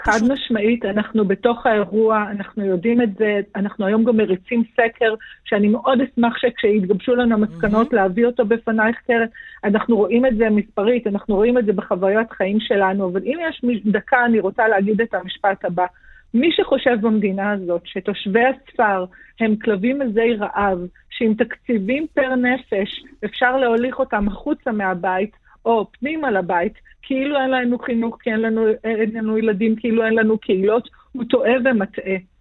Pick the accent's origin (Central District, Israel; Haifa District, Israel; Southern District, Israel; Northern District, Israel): Northern District, Israel; Kiryat Shmona; now in Rosh Pina, Israel; נולדתי וגדלתי בקריית שמונה, אני גרה היום בראש פינה